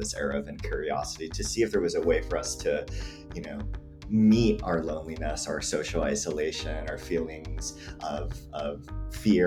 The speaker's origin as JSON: {"language": "English", "region": "Hawaii", "country": "United States", "tie": "born or raised there", "moved": "yes", "lives_now": "Mojave Desert, United States", "said": "I grew up in Hawaii, like you mentioned, and I grew up in this, you know, multi-generational household."}